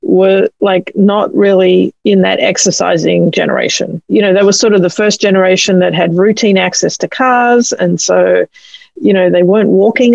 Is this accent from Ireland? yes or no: no; Australia; now in United States; You can probably tell I'm from Australia